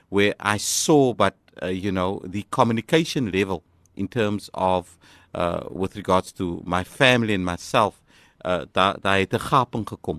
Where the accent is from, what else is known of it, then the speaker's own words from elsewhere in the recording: Macassar, Western Cape, South Africa; ek noem myself die kaalvoet klonkie van Makassa.